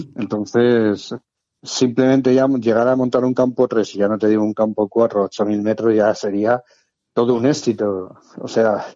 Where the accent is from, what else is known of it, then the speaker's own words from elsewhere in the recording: Madrid, Community of Madrid, Spain; moved away as an adult; now in Cartagena, Spain; Nací en Madrid. Por cuestión de trabajo aprobé las oposiciones de bombero en Cartagena y bueno, pues ya está, llevo ya viviendo 34 o 35 años en Cartagena